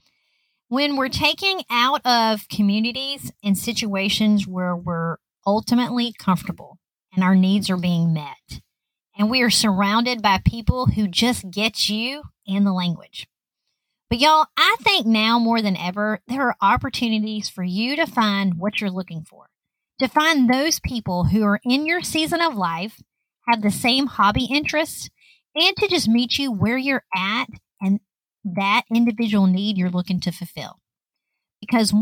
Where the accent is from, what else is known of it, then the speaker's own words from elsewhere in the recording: Lower Alabama, United States; I grew up in Lower Alabama